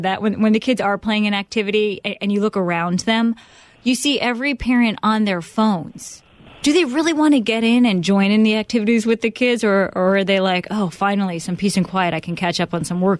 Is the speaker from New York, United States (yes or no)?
yes; New York, United States; I am from New York, though.